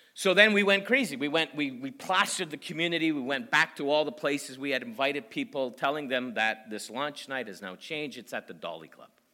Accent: Canada; I'm from Canada

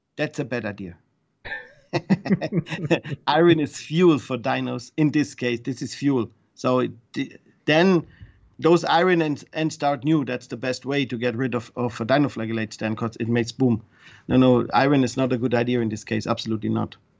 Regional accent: Switzerland; English is a second language; moved away; also born or lived in Germany; I come from Switzerland

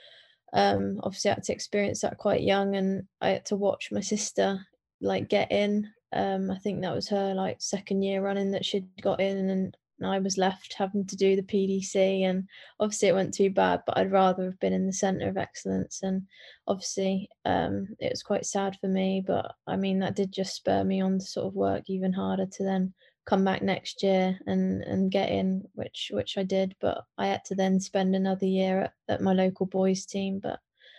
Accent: North Walsham, East of England, United Kingdom; also born or lived in Norwich; I was born in Norwich Hospital and I lived in North Walsham and obviously grew up with both my parents and my sister

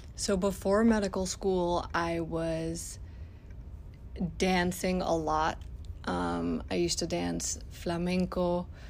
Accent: Mexico City, Mexico; moved away as an adult; now in United States; I'm originally from Mexico City. I went to medical school back home

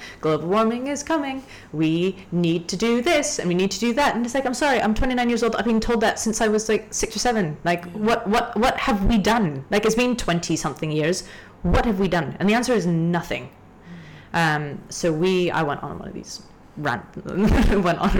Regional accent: Hong Kong; also born or lived in Canada; But I grew up in the south side of Hong Kong, right? So I grew up on beaches. I grew up hiking. I grew up in the ocean. And then I went back to Canada. I grew up in the mountains in C

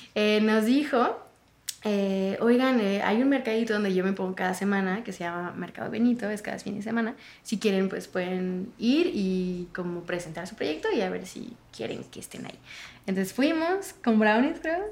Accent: France; moved away; yo soy de Francia

